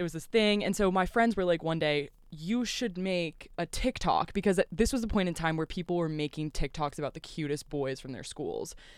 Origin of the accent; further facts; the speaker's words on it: Louisville, Kentucky, United States; accent: southern twang; I am from Louisville, Kentucky